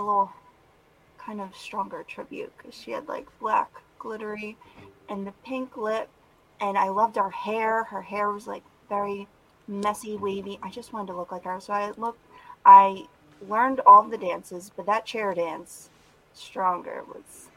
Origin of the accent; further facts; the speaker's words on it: Philadelphia, Pennsylvania, United States; Southern Philadelphia